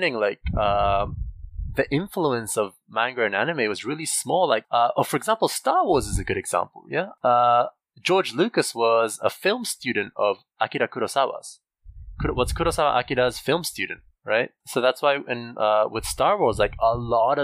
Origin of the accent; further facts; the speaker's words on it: New Zealand; I grew up in New Zealand